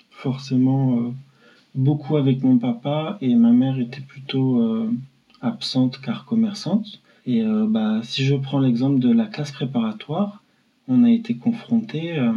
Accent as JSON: {"language": "French", "town": "Paris", "region": "Île-de-France", "country": "France", "tie": "born or raised there", "said": "À Porte des Lilas"}